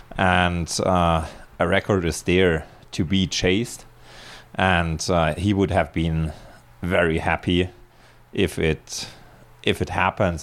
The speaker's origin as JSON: {"language": "English", "country": "Germany", "tie": "born or raised there", "moved": "as an adult", "lives_now": "Spain", "said": "I was born in Germany and, uh, lived for thirty-six years there"}